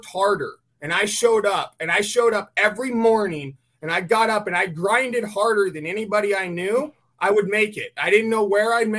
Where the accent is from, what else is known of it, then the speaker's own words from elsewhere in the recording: California, United States; I grew up in the town that you have to drive through to get to the Rubicon. There's a big sign in the town that says Gateway to the Rubicon.